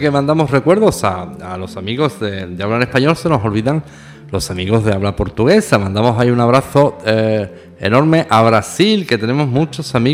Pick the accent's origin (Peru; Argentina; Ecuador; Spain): Spain; southern Spain; No olviden nunca que somos latinos de cultura latina y todo esto, pues no tiene, eh, como dicen en mi tierra, tiene su mijilla de guasa, que dicen en el sur de España.